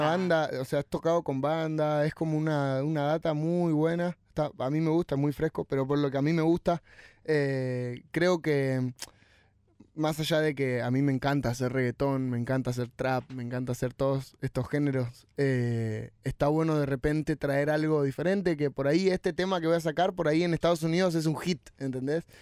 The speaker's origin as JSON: {"language": "Spanish", "country": "Argentina"}